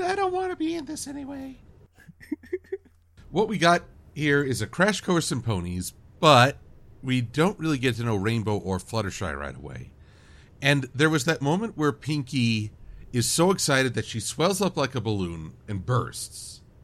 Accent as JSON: {"language": "English", "country": "United States", "said": "I'm American"}